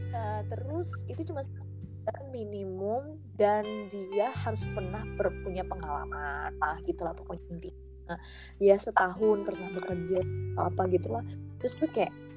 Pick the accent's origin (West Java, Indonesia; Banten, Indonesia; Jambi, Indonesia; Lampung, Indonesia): Lampung, Indonesia; gue ini orang Lampung